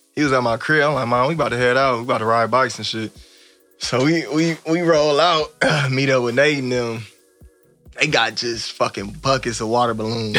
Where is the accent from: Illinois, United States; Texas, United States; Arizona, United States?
Illinois, United States; Evanston; now in Los Angeles, United States; I grew up on Fowler and Church